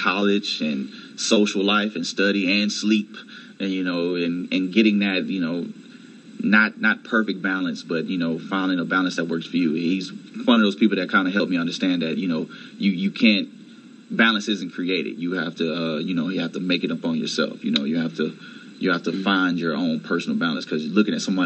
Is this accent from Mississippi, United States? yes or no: yes; Meridian, Mississippi, United States; moved away as an adult; also born or lived in Atlanta, Georgia / North Carolina; I'm a dual degree biomedical engineering student from Morehouse College, now at A&T, originally from Meridian, Mississippi